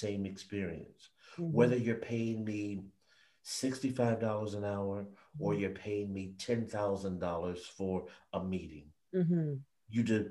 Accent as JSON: {"language": "English", "town": "San Jose", "region": "California", "country": "United States", "tie": "born or raised there", "said": "I grew up in San Jose, California"}